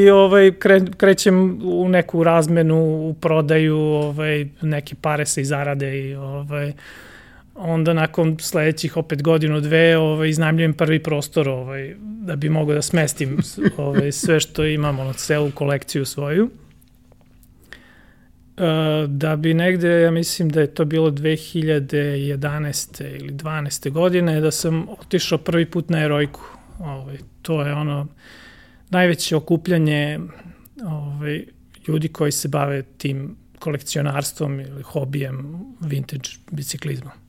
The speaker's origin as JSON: {"language": "Croatian", "town": "Zrenjanin", "region": "Vojvodina", "country": "Serbia", "tie": "born or raised there", "said": "rođen sam u Zrenjaninu"}